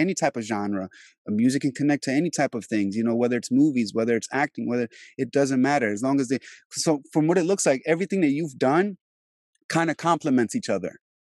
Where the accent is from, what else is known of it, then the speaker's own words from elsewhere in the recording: Albania; moved away; also born or lived in DMV area, Virginia / New York; I'm originally from Europe, I'm Albanian